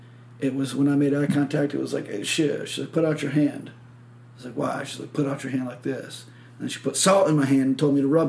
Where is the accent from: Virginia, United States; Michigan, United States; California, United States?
Michigan, United States; moved away; I was like, Michigan.